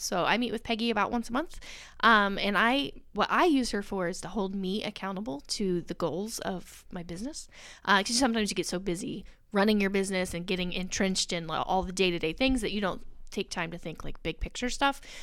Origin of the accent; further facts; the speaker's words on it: Muncie, Indiana, United States; We are from Muncie.